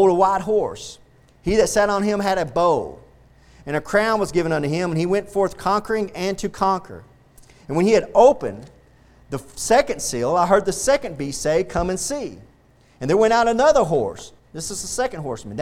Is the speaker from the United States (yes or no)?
yes; Texas, United States; I'm going to die a Texan, and I'm proud to be a Texan